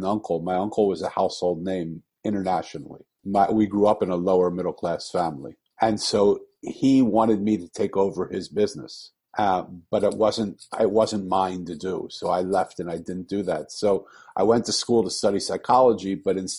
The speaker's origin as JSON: {"language": "English", "town": "Philadelphia", "region": "Pennsylvania", "country": "United States", "tie": "born or raised there", "moved": "yes", "said": "I was born in Philadelphia and I'm 65 years old"}